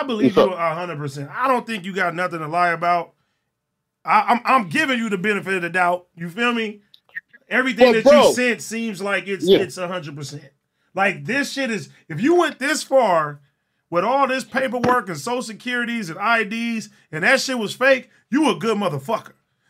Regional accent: North Dakota, United States; all you got to say was I went there from 8th to 10th grade. I'm from North Dakota.

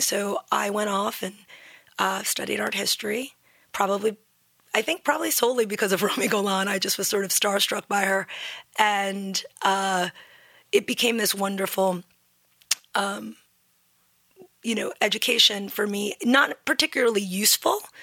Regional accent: New York City, New York, United States; also born or lived in New Haven; I grew up in New York City. I was born at NYU

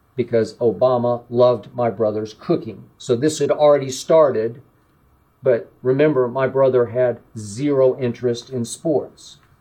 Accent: Oklahoma City, Oklahoma, United States; my hometown of Oklahoma City

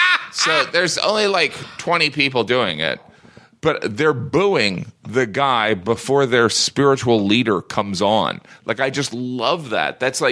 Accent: Midwest, United States; All right, I'm from the Midwest. All right? I'm from the Midwest. I love the Northeast.

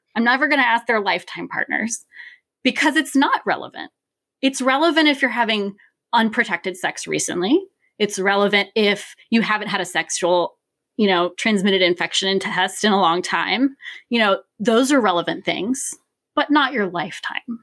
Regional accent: Richmond, Virginia, United States; I'm born and raised in Richmond, Virginia

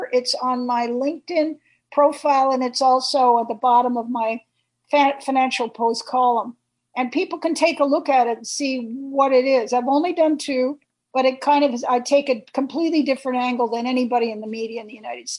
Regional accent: Canada; I'm a Canadian conservative, small c. I like the Reform Party, I like the Conservative Party, I like what we stand for.

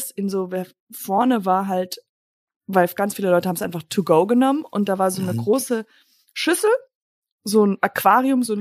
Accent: Germany; weil ich gesagt habe, ich bin Deutsche und diese Deutschen, die haben

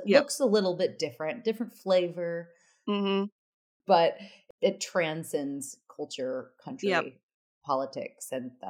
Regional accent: United States; moved away as an adult; now in London, United Kingdom; being an American living in London, I've really noticed that when I moved out of America

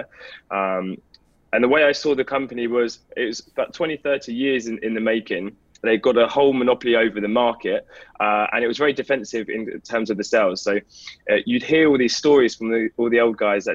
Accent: London, United Kingdom; also born or lived in north of England; So you can probably tell a little bit by my accent that I'm from the UK. So I was born and raised in London in a place called Enfield

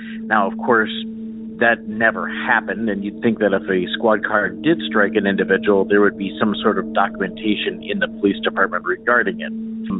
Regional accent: Wisconsin Rapids, Wisconsin, United States; also born or lived in Stevens Point, Wisconsin; I'm from Wisconsin Rapids, originally in Wisconsin, but I moved eventually to Stevens Point, which is about 20 miles to the east of Wisconsin Rapids.

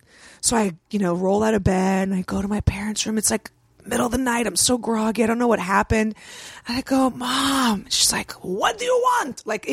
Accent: San Francisco, California, United States; I grew up in San Francisco.

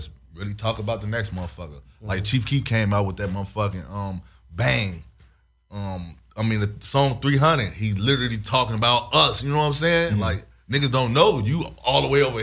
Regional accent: Chicago, Illinois, United States; moved away as an adult; now in Las Vegas, United States; I grew up in Chicago, gangbanger.

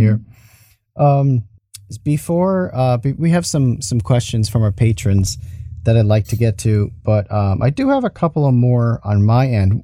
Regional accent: New York, United States; I'm from New York. I'm fro, I'm from the United States. I'm from New York

